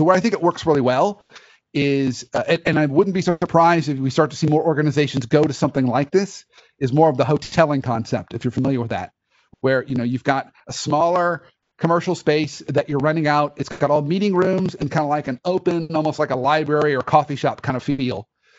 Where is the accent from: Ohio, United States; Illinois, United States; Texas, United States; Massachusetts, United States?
Ohio, United States; Dayton; born there; Oh my gosh. So I was born in Dayton, Ohio.